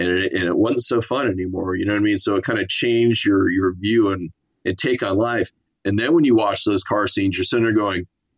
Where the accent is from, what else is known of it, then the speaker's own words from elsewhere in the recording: Miami, Florida, United States; born there; I was born in Miami, Florida.